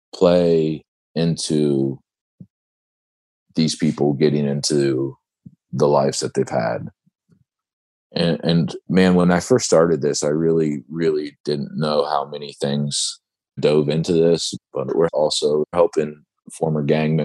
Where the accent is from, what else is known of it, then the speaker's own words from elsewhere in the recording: Ohio, United States; my home state of Ohio